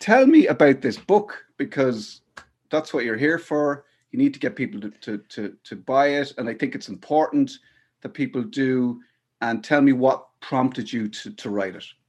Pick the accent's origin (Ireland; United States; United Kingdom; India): Ireland; Athlone, Leinster; I grew up in Athlone mostly.